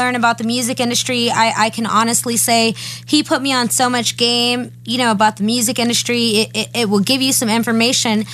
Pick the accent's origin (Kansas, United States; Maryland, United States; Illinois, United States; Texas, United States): Texas, United States; I'm from Texas.